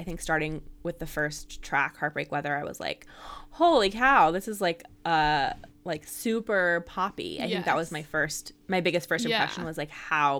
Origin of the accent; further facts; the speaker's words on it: California, United States; I'm obviously very intrigued about all the Bay Area references because, you know, that's my home, mm-hmm. my hometown.